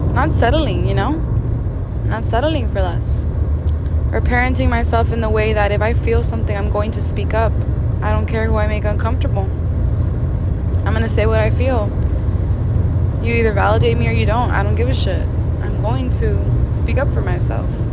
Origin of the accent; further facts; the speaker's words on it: Brownsville, Texas, United States; also born or lived in San Antonio, Texas; moved back down to my hometown after three years to Brownsville